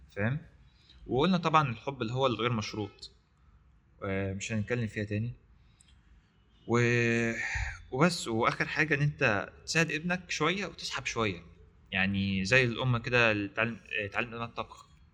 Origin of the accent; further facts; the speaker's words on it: Egypt; عندنا في مصر